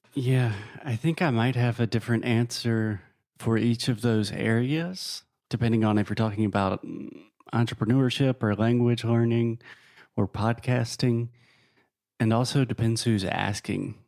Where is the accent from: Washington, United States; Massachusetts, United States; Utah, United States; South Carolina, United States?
South Carolina, United States; moved away as an adult; also born or lived in Tennessee / Spain / New York / Guatemala; now in Portugal; I am originally from South Carolina, a very small state in the southeast of the US